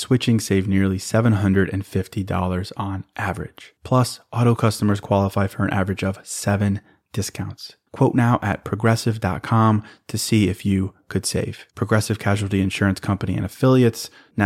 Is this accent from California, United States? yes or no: no; Chicago, Illinois, United States; moved away as an adult; also born or lived in Notre Dame, Indiana; now in Miami, United States; I was born in Chicago. I went to Notre Dame. I moved to downtown Chicago after graduating, and I've been there since 2011